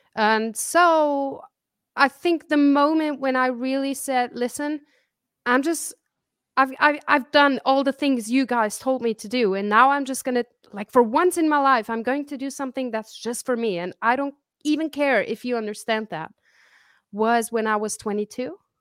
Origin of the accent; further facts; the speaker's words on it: Zurich, Switzerland; also born or lived in Kansas City, Missouri / Italy; I grew up in Switzerland